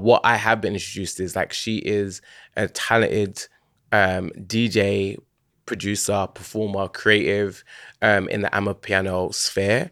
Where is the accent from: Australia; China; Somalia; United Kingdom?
United Kingdom; London; I grew up in Hackney, born and raised